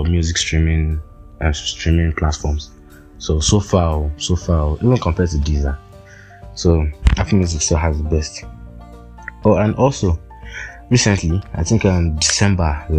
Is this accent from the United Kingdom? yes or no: no; Nigeria; as a Nigerian living in Nigeria